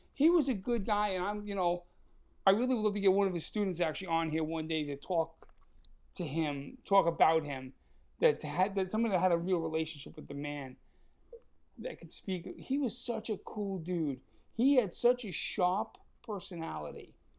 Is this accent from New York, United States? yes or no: yes; New York, United States; we're both from New York